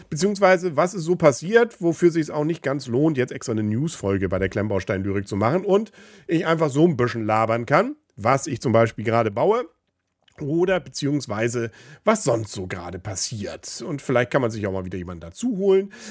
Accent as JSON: {"language": "German", "town": "Kiel", "region": "Schleswig-Holstein", "country": "Germany", "said": "Aber man sucht sich seine Superlative natürlich gerne, gerade als Kieler."}